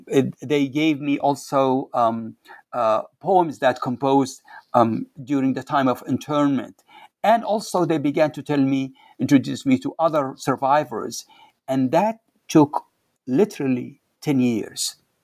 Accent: Waddan, Jufra District, Libya; So they asked me, "Where are you from?" I said, "I am from Wadan."

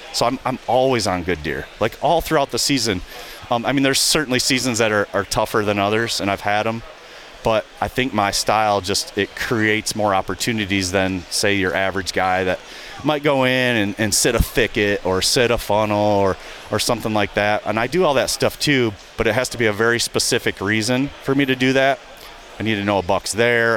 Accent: southern lower Michigan, United States; I grew up hunting here in Michigan, and in, in the southern lower portion of Michigan

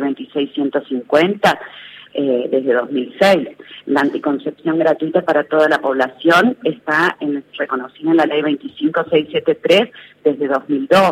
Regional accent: Tucumán, Argentina; yo soy tucumana

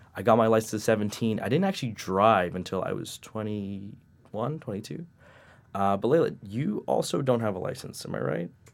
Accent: New York City, New York, United States; I'm from Queens, been there my whole life

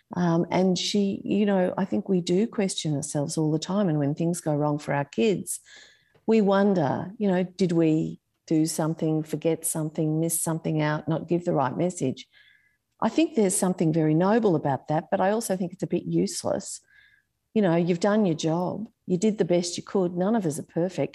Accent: Sydney, New South Wales, Australia; I grew up in Warringah.

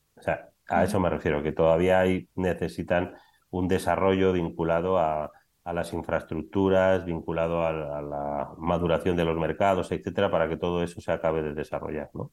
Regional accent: Biscay, Basque Country, Spain; moved away as an adult; now in Madrid, Spain; realmente soy vizcaíno, que no bilbaíno, porque soy de un pueblo que se llama Zaya, no soy de Bilbao

